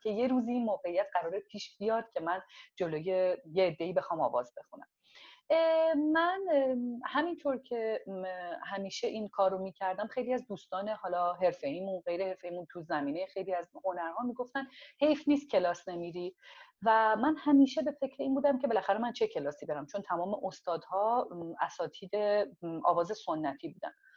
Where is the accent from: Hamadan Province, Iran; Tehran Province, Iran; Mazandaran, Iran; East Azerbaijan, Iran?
Tehran Province, Iran; Tehran; first language Azerbaijani; Persian is a second language; moved away as an adult; also born or lived in Tabriz, Iran; now in Toronto, Canada; متولد تبریز هستم ولی بزرگ شده تهران هستم